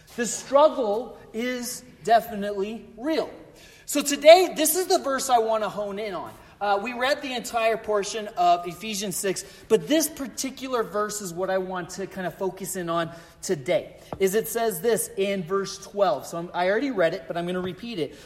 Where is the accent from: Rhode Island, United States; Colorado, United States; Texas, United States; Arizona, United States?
Colorado, United States; I grew up in Colorado